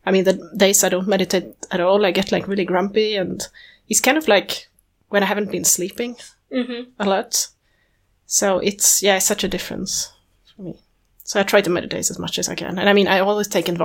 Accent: Sweden; I'm from Sweden.

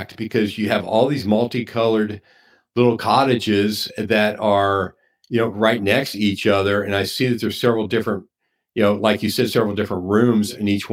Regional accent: Southwest Ohio, United States; as a kid growing up in my hometown in Southwest Ohio

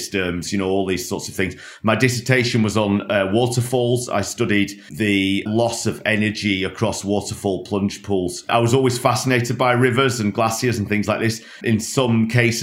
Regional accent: Lancashire, North West England, United Kingdom; moved away; I grew up in Lancashire in a small working class town just north of Manchester

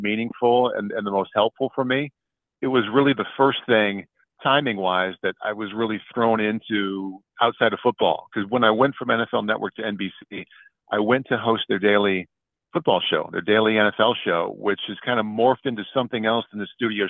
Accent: Iowa City, Iowa, United States; moved away as an adult; also born or lived in Philadelphia area / Los Angeles; growing up in Iowa City and, you know, going to all the games and sneaking into Kinnick Stadium when I was a kid

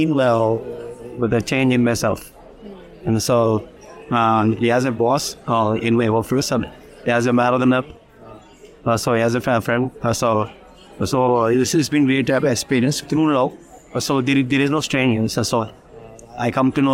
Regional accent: Hyderabad, Telangana, India; from Hyderabad

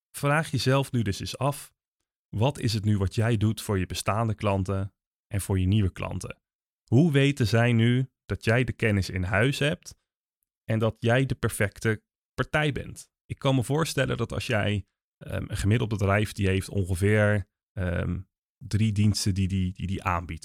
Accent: Netherlands; wij als Nederlanders

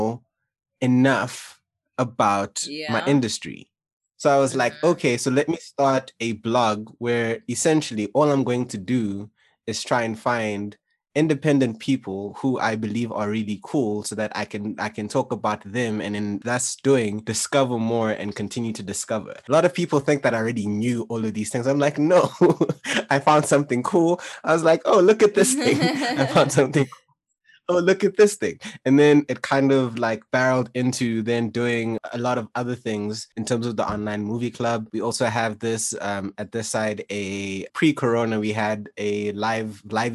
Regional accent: Kenya; moved away; also born or lived in South Africa; I was born in Kenya and then I moved to South Africa.

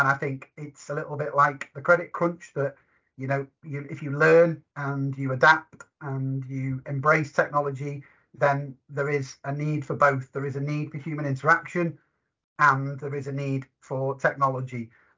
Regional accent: Liverpool, North West England, United Kingdom; accent: Scouse; I'm a Scouser by trade.

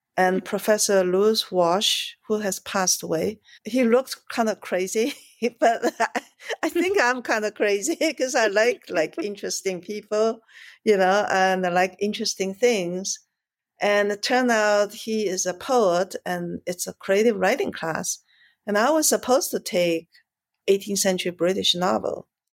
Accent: China; moved away; also born or lived in Shanghai; I grew up in China. I was born in Shanghai.

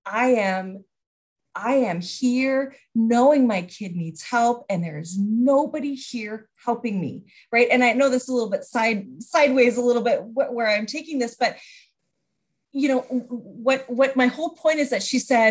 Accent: British Columbia, Canada; as a Canadian

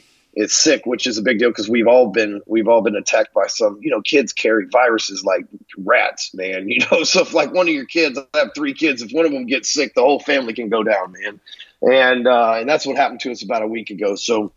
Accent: Texas, United States; also born or lived in Dallas, Texas; I'm probably the biggest bleeding heart Texan you'll ever run into

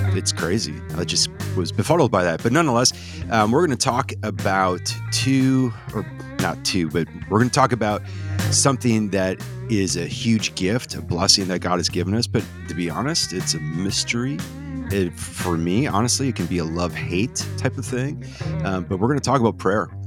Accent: Wisconsin, United States; I grew up in Redneck, Wisconsin.

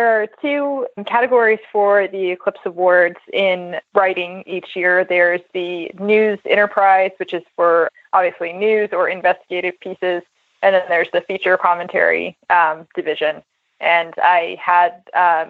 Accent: Central Virginia, United States; I grew up in Central Virginia

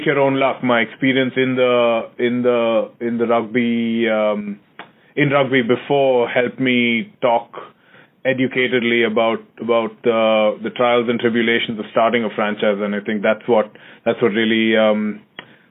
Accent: India; moved away as an adult; also born or lived in Massachusetts, United States; now in New York, United States; I'm from India originally, and I came over to UMass to study a sport management program, and then I came down to the city

